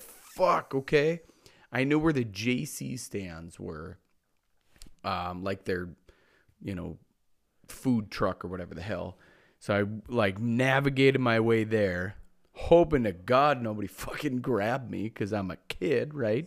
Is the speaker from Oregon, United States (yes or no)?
no; Mitchell, South Dakota, United States; my hometown, Mitchell, South Dakota